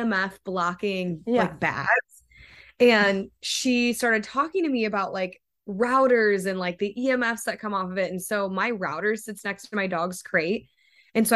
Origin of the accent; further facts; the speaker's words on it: Toledo, Ohio, United States; moved away as an adult; now in California, United States; my hometown, like I'm from Ohio